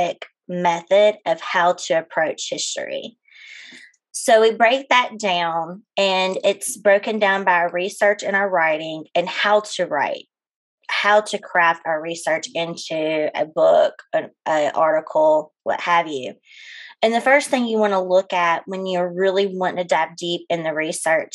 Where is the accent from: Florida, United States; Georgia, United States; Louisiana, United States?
Louisiana, United States; West Monroe; moved away as an adult; also born or lived in Ozarks, Arkansas; now in Northwest Arkansas, United States; I'm originally from West Monroe, Louisiana. I moved up to the Ozarks 8 years ago